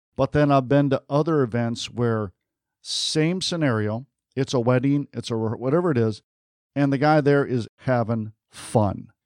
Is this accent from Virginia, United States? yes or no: no; Detroit, Michigan, United States; I grew up in Detroit